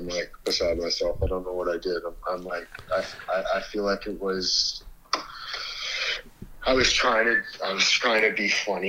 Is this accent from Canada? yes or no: yes; Canada; Like, I am Canadian.